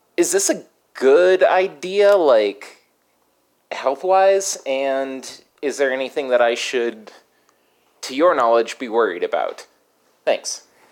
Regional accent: Colorado, United States; I'm from Colorado

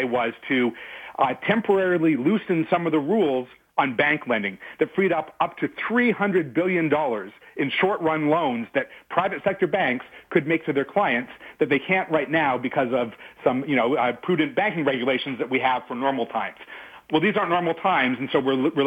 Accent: Canada; I'm really proud as a Canadian

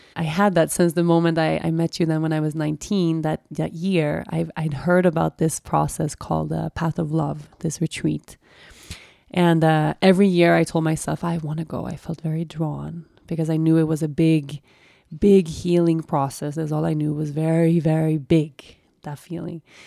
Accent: Sweden; also born or lived in Costa Rica; I had been away from Sweden for like a year.

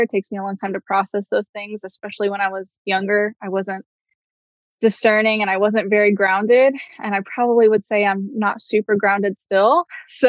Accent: Midwest, United States; also born or lived in Miami, Florida; I was born in Miami, but at this time I was living in the Midwest.

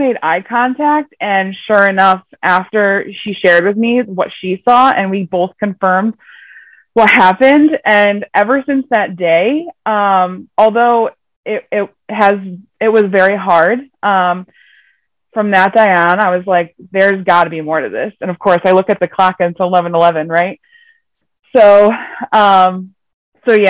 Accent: Connecticut, United States; I'm from Connecticut, here in the USA

